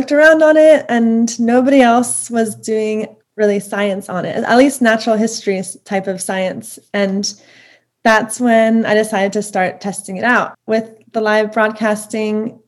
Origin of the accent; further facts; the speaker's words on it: Lower Merion, Pennsylvania, United States; I grew up in Lower Merion, which is right outside of Philadelphia.